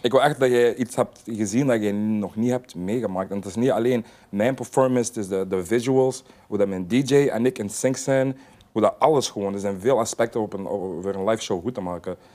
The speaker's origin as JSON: {"language": "Dutch", "town": "Sint-Niklaas", "region": "Flanders", "country": "Belgium", "said": "ik ben een artiest uit België"}